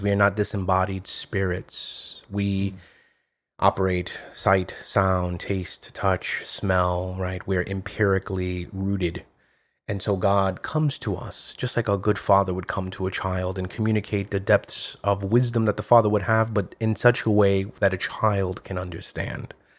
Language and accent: English; New York, United States; I speak as a New Yorker